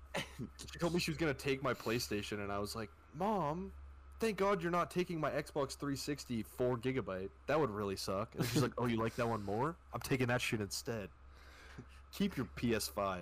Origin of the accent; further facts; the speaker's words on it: Canada; I'm from Canada.